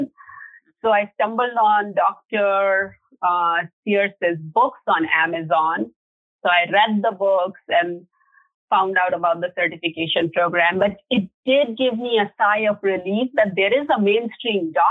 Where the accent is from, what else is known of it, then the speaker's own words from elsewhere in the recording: India; moved away; in India, growing up in India